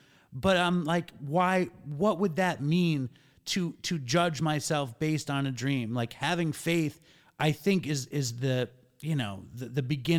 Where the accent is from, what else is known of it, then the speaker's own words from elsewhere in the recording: New York City, New York, United States; I was from Manhattan